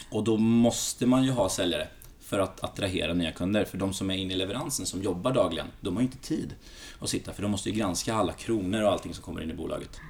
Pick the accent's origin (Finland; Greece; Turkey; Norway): Greece; now in Sweden; som grek så, det är de två sporterna, det är fotboll och basket som är stora i Grekland. Eh, så jag körde i diverse landslag här i Sverige